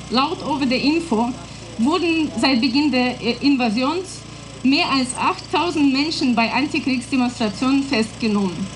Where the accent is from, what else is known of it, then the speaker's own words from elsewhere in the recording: Russia; German is a second language; Ähm, ja, wir testen mein Deutsch heute und schon gesagt hast … ich komme aus Russland